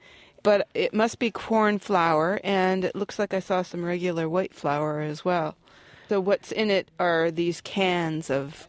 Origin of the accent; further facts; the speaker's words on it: Pembroke, Ontario, Canada; I'm from Pembroke, Ontario, Canada.